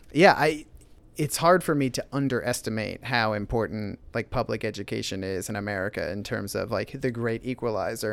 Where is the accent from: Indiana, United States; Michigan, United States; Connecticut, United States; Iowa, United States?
Iowa, United States; Van Meter; also born or lived in Pennsylvania; I grew up in Van Meter